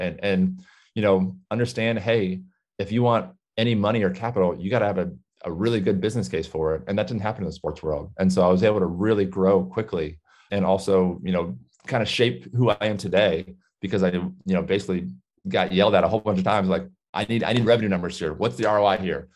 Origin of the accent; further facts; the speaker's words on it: Southern California, United States; I grew up in Southern California